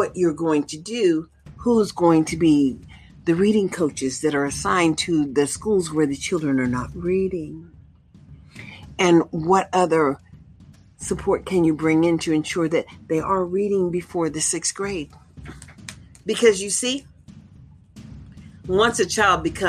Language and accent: English; United States; now in Nevada, United States; We, as American people